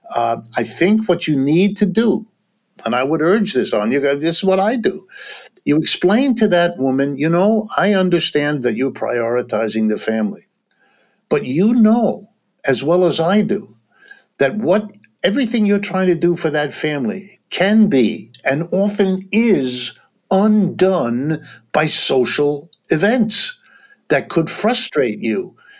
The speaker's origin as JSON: {"language": "English", "region": "Ohio", "country": "United States", "tie": "born or raised there", "said": "I was born in Ohio. I've lived all my life in the United States, worked all my life here"}